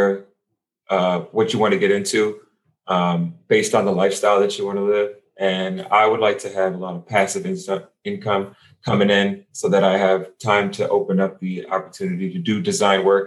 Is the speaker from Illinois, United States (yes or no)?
yes; Chicago, Illinois, United States; I grew up in Chicago